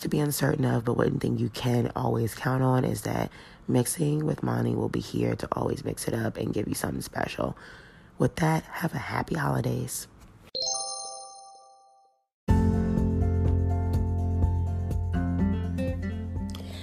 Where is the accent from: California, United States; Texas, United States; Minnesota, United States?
Texas, United States; Plano; I did grow up in Dallas, in Plano specifically